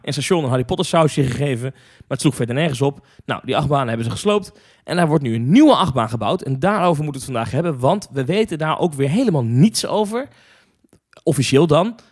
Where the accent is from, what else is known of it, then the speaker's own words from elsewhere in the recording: Hendrik-Ido-Ambacht, South Holland, Netherlands; also born or lived in Zwijndrecht; ik ben geboren in Zwijndrecht. Nou. En eh, opgegroeid in Hendrikje de Ambacht, dicht ernaast.